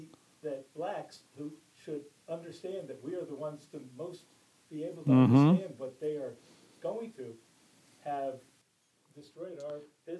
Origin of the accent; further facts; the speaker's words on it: D.C., Maryland suburbs of Washington, United States; I grew up in the Maryland suburbs, but I worked in D.C.